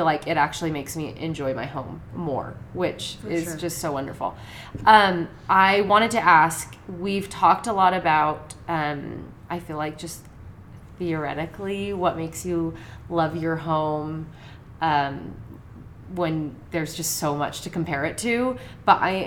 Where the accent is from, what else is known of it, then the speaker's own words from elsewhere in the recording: Oregon, United States; in Oregon, I'm from Oregon